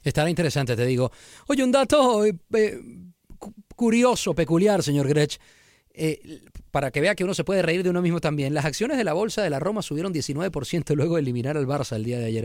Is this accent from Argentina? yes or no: yes; Argentina; now in Mexico; como argentino que vivo en México